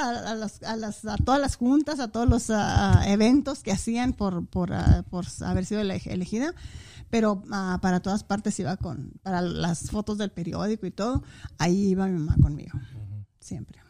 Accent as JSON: {"language": "Spanish", "town": "Saucillo", "region": "Chihuahua", "country": "Mexico", "tie": "born or raised there", "also_born_or_lived": "Ciudad Juárez", "moved": "as an adult", "said": "Municipio de Saucillo, así es, ahí nací, ahí crecí, ahí, ahí me formé y, y ahí fui a la escuela"}